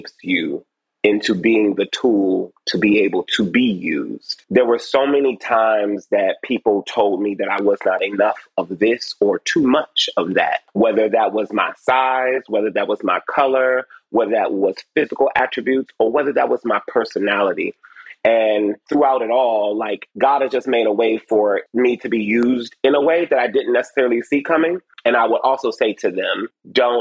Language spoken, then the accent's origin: English; Detroit, Michigan, United States; I was born over on off Joy Road and Clarendon